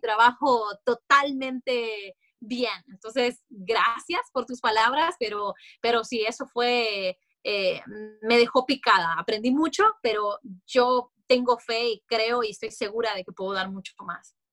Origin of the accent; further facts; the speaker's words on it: Honduras; moved away as an adult; also born or lived in Orlando, Florida; now in United States; cuando yo llegué a este país, yo soy hondureña, entonces en Honduras vos creces